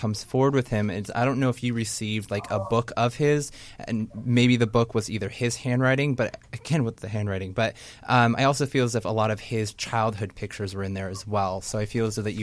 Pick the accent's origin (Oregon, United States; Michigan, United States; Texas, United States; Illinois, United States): Oregon, United States; Portland; I'm from Portland, Oregon